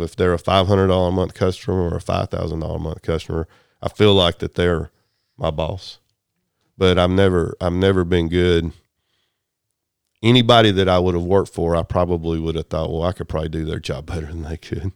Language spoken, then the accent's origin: English; Chattooga County, Georgia, United States; born or raised there; also born or lived in Germany